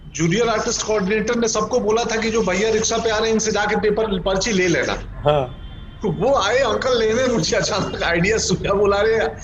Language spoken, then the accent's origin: Hindi; Gopalganj, Bihar, India; moved away; also born or lived in Patna; गोपालगंज तो गोपालगंज नहीं मेरा गांव बिलसण क्योंकि गोपालगंज शहर से भी 20 किलोमीटर दूर है सो मेरा बिलसण माधोपुर वहाँ का मेरा हाई स्कूल